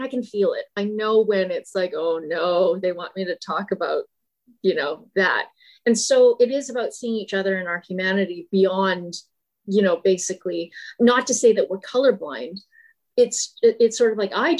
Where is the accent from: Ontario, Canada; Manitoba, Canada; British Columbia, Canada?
Manitoba, Canada; Brandon; I grew up in Brandon, Manitoba.